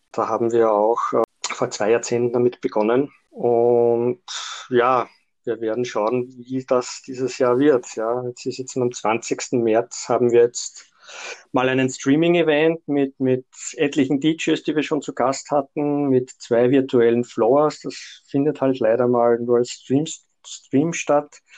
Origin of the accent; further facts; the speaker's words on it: Austria; now in Vienna, Austria; Ich bin erst Anfang der 90er Jahre nach Wien gezogen und habe dann Mitte der 90er Jahre in meinem Heimatort äh, mal begonnen